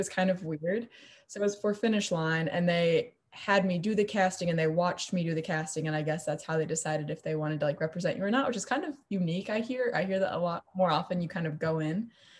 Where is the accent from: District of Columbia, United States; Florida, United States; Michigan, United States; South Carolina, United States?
Michigan, United States; South Haven; moved away as an adult; now in Indianapolis, United States; So I'm originally from South Haven, Michigan, and then I currently go to school in Indianapolis, Indiana.